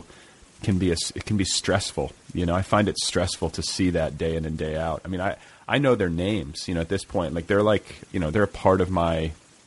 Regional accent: Indiana, United States; now in Los Angeles, United States; I'm from Indiana originally

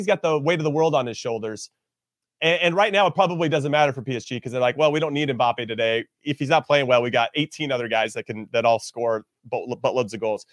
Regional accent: United States; as an American

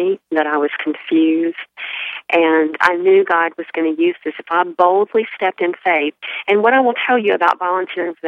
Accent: Alabama, United States; moved away as an adult; also born or lived in Charlotte, North Carolina; now in Charleston, United States; I grew up in Alabama, close to the Gulf Coast

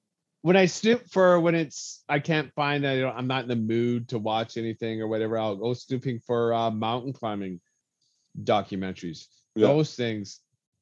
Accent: Alberta, Canada; being from Alberta

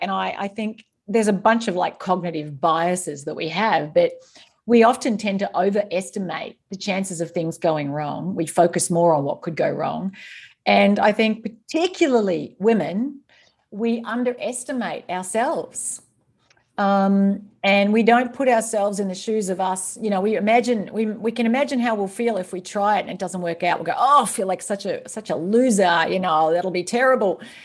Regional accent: East Gippsland, Victoria, Australia; moved away as an adult; also born or lived in Singapore; now in Northern Virginia, United States; I grew up on a small dairy farm in East Gippsland in rural Victoria

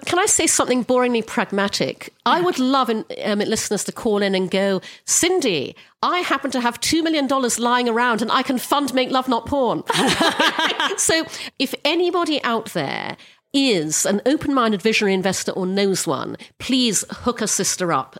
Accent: Brunei; I grew up in Brunei, which is an Orthodox Muslim country

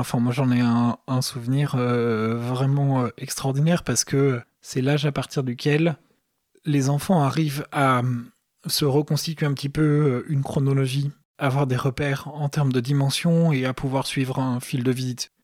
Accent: Paris, Île-de-France, France; c'était la cathédrale de ma ville, il se trouve que je suis parisien

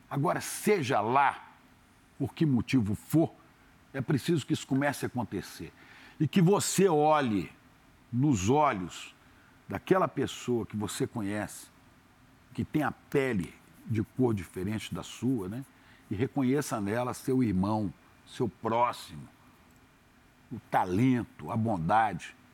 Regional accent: Santa Maria, Rio Grande do Sul, Brazil; born there; Quando eu nasci, é, em Santa Maria, primeiro filho, papai fazendo topografia lá no Rio Grande do Sul, por isso eu fui nascer lá

